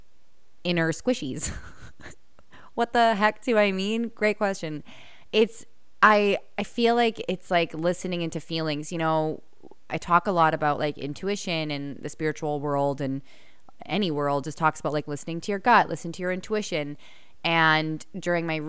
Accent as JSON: {"language": "English", "country": "Canada", "accent": "Canadian", "said": "I just feel like I wanted to accentuate my Canadian accent"}